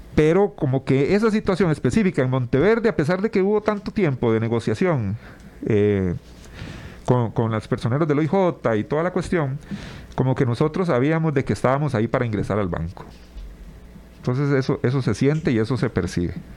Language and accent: Spanish; Tibás, San José, Costa Rica; yo soy oriundo también de Tibás